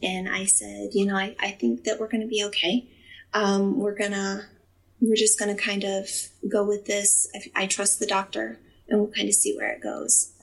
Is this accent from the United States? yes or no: yes; Findlay, Ohio, United States; I'm from Findlay, Ohio